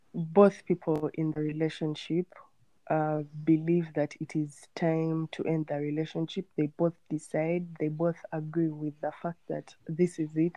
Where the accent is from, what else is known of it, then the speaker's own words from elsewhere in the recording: Kampala, Central Region, Uganda; I'm from Kampala, Uganda